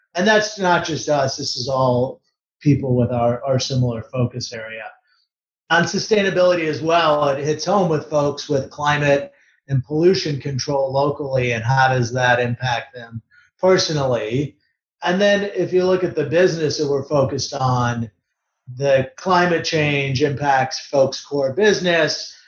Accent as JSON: {"language": "English", "town": "Detroit", "region": "Michigan", "country": "United States", "tie": "born or raised there", "said": "grew up in Detroit working on cars"}